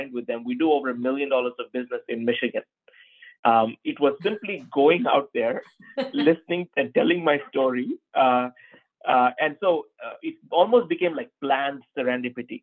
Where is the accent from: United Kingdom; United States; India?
India; Tirunelveli, Tamil Nadu; moved away as an adult; I grew up in a town called Tirunelveli, which is 12 hours from Chennai